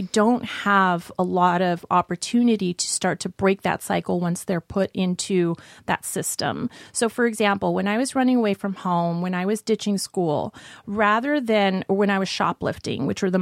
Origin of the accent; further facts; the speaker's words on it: Las Vegas, Nevada, United States; also born or lived in Glendale, California; now in Los Angeles, United States; I grew up in Las Vegas